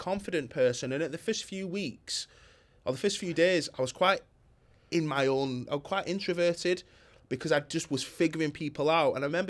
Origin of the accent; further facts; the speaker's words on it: Bolton, North West England, United Kingdom; from Bolton who hasn't had a business for long